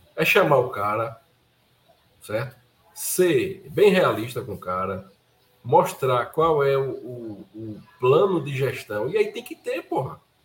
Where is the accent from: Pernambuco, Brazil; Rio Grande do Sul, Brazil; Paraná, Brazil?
Pernambuco, Brazil; Curado 2; Eu nasci no Curado 2